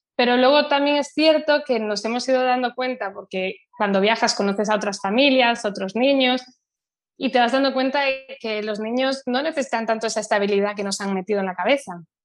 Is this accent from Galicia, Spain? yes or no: yes; Santiago de Compostela, Galicia, Spain; also born or lived in United States; yo soy de Santiago de Compostela, que antes, cuando yo era niña, era una ciudad muy pequeña